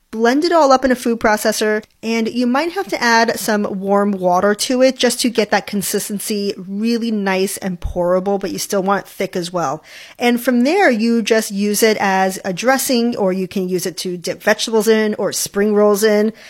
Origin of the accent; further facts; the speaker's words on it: Hawaii, United States; I grew up in Hawaii